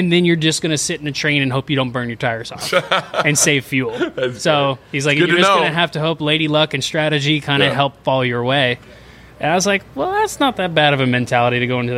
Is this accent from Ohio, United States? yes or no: no; Florida, United States; my parents moved to Florida before I was ever born.